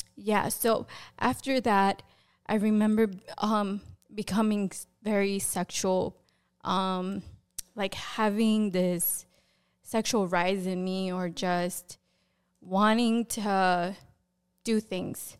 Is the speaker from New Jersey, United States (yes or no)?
yes; Passaic, New Jersey, United States; So I was born and raised in New Jersey in a city called Passaic.